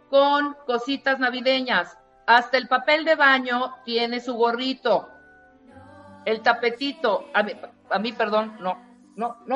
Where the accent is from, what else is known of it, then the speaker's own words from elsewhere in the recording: Tuxtla, Chiapas, Mexico; Mira, te voy a decir, en, Tuxtla, en mi pueblo, en Chiapas, checa esto